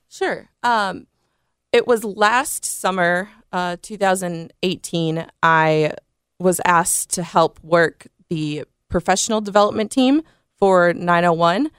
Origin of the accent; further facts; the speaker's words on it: South Bend, Indiana, United States; moved away as an adult; now in Memphis, United States; I'm originally from South Bend, Indiana.